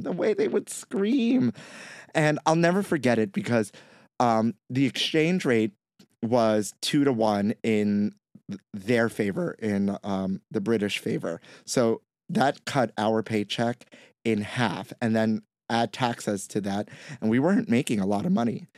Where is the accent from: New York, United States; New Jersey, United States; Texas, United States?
New York, United States; New York City; I may be Puerto Rican and I grew up in Brooklyn